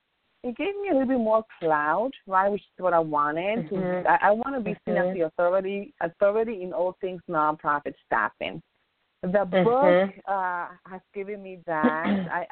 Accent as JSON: {"language": "English", "country": "Dominican Republic", "said": "Dominican Republic."}